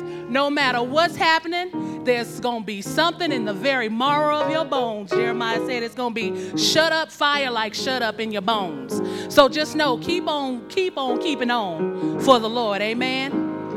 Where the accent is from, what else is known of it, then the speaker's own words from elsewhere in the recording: Phoenix, Arizona, United States; moved away; I'm from Phoenix, Arizona. That's my hometown